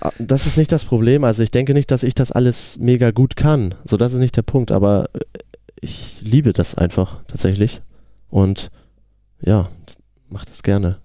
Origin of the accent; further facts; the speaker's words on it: Geesthacht, Schleswig-Holstein, Germany; Wir sind eine Hamburger Band, aber wir kommen ja eigentlich ein bisschen außerhalb aus Geestacht